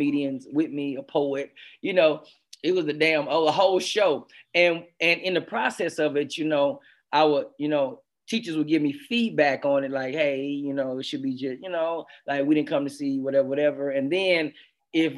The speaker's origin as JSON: {"language": "English", "town": "Houston", "region": "Texas", "country": "United States", "said": "I'm from Houston, Texas."}